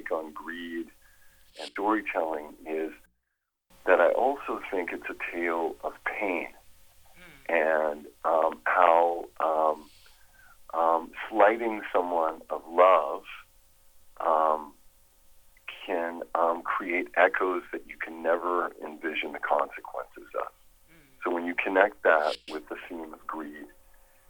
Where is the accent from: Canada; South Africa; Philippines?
Canada; I'm originally from Canada